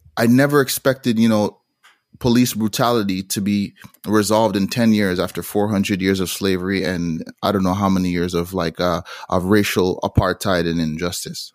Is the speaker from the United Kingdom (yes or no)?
no; Montreal, Quebec, Canada; also born or lived in Toronto / Jamaica; So I ended up growing, growing up in Montreal, uh, Canada, but traveling back to Jamaica f-, frequently